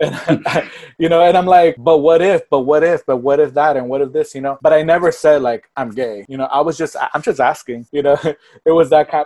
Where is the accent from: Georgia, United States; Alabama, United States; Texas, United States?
Texas, United States; Port Arthur; moved away as an adult; also born or lived in Miami / Los Angeles; I was raised in Port Arthur, which is right outside of Houston